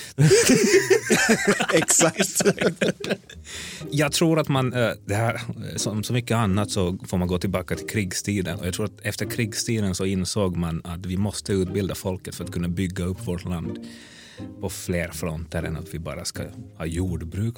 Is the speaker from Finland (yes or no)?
yes; Helsinki, Uusimaa, Finland; first language Swedish; moved away as an adult; now in Stockholm, Sweden; född och uppvuxen i Helsingfors